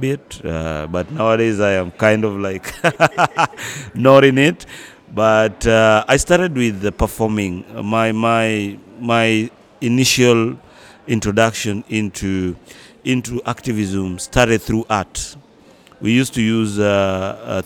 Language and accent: English; Kenya; now in Dakar, Senegal; I'm a Kenyan.